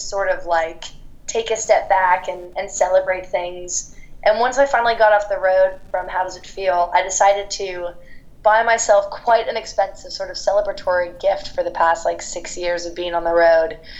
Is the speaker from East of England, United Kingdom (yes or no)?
no; London, United Kingdom; one of my best friends from growing up in London